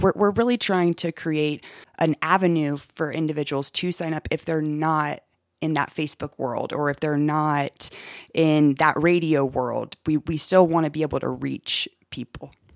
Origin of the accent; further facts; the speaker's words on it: Augusta, Georgia, United States; moved away as an adult; also born or lived in Atlanta, Georgia; now in Westcliffe, United States; Originally, I'm from Augusta, Georgia. That's where I was born and raised